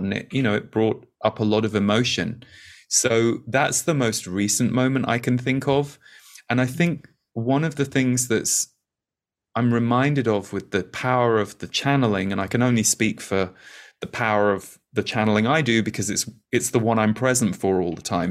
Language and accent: English; United Kingdom; I'm British